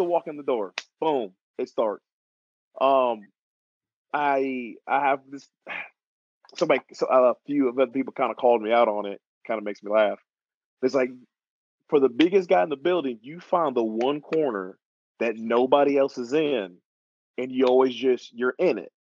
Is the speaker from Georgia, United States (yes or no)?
yes; Atlanta, Georgia, United States; also born or lived in New York; I'm originally from Atlanta, Georgia, but I wasn't born there. I was actually born in New York, but I was uh, raised in Georgia